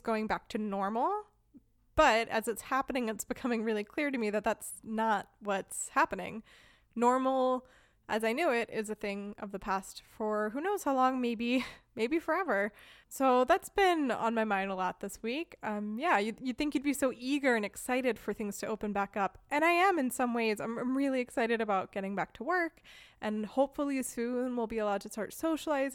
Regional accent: United States; first language English; moved away as an adult; now in Germany; Casey and I are both Americans, both living in Germany

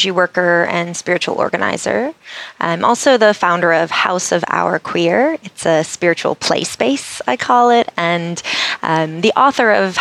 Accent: New England, United States; I grew up in New England

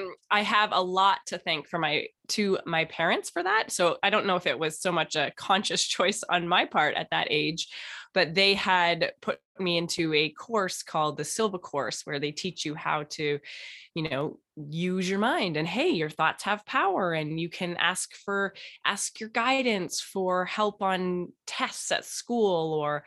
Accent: Toronto, Ontario, Canada; and I'm originally from Canada and Toronto.

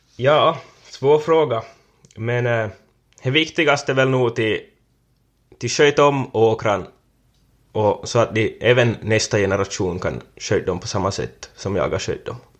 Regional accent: Korsholm, Ostrobothnia, Finland; från Västerhankmo. Varit jordbrukare sedan 2015 då jag tog över från min far här på gården

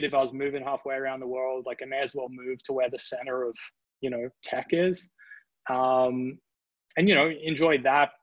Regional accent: Australia; moved away as an adult; also born or lived in Sydney, Australia / Dusseldorf, Germany; I'm from Australia

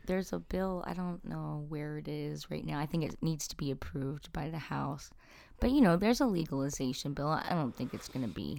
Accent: New Jersey, United States; now in Elkins Park, United States; I grew up in South Jersey. I live in Elkins Park

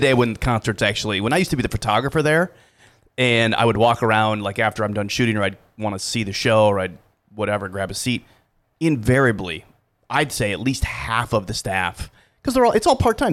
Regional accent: Dubuque, Iowa, United States; I grew up in Dubuque

